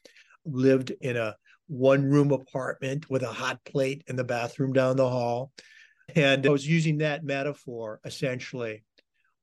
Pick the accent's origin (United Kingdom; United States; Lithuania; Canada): United States; an American of my generation